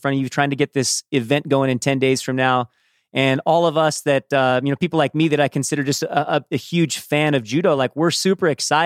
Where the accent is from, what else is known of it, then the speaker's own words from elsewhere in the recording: Southern California, United States; I grew up in Southern California myself